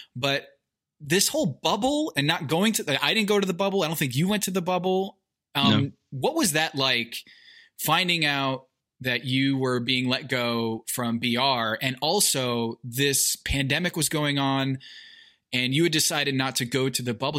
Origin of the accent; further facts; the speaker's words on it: Westport, Connecticut, United States; Westport, Connecticut, which is where I grew up